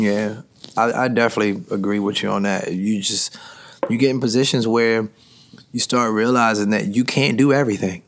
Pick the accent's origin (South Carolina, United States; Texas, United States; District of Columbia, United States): District of Columbia, United States; Washington; I grew up in Washington, D.C.